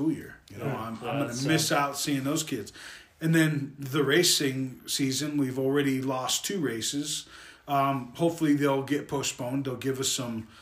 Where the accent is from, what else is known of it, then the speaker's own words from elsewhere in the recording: Las Vegas, Nevada, United States; I was born and raised in Vegas. I have a love for the state of Nevada